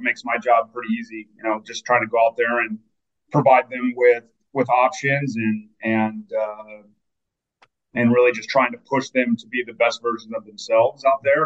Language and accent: English; Enumclaw, Washington, United States; I'm actually from the Pacific Northwest and went to high school at Enumclaw High School, about 50 miles south of the city